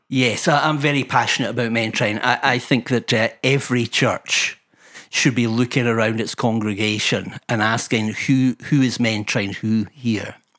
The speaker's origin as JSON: {"language": "English", "area": "Fife", "region": "Scotland", "country": "United Kingdom", "said": "a cantankerous wee fifer"}